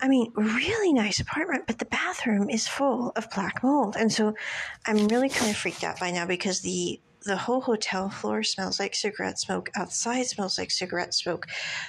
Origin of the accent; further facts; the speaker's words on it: Kansas, United States; born there; I'm like, I was born in Kansas. I mean, no offense. I'm like, we don't get out much.